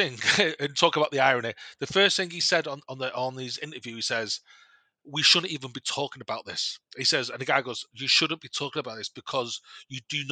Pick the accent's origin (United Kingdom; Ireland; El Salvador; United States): United Kingdom; Manchester, North West England; we're all from Manchester